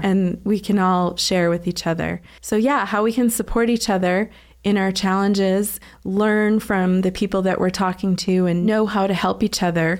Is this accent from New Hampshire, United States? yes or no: yes; Southern New Hampshire, United States; also born or lived in Boston, Massachusetts; now in Utah, United States; I was born in Boston and raised in Southern New Hampshire. I don't think I have a Boston accent, really